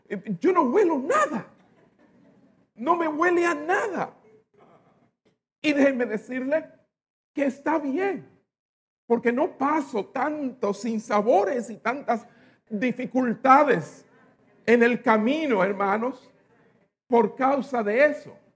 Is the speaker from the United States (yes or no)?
yes; New York, United States; born there; Y nací en Estados Unidos, nací en Nueva York.